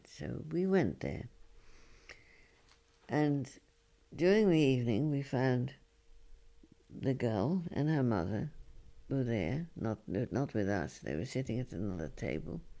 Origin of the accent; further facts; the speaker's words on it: London, United Kingdom; Oh well, yes, I come from London, but uh, I, I, I live here and I'm working here.